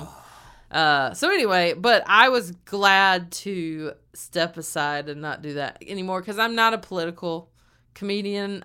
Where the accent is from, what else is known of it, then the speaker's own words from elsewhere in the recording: the South, United States; moved away; I've never gotten flack from people in my hometown or in the South